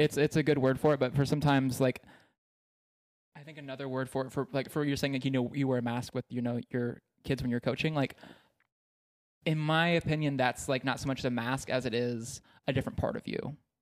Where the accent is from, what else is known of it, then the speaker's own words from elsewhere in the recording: East Texas, United States; I grew up in East Texas where it's super conservative, and super religious